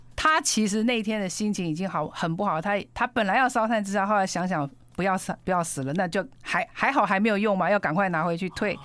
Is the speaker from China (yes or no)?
no; Pingtung County, Taiwan; moved away; 我，我小时候在屏东